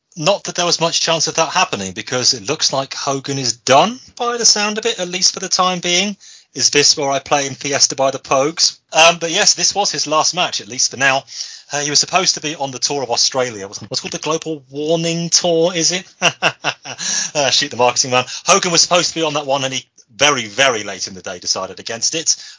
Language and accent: English; Birmingham, West Midlands, United Kingdom; I'm from Birmingham